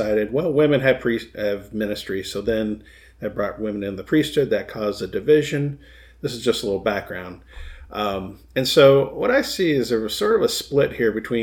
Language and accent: English; Michigan, United States; fellow Michigander